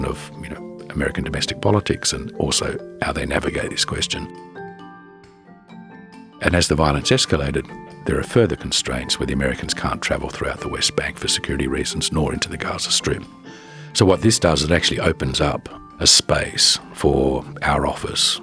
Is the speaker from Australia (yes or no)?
yes; Australia; moved away; being an Australian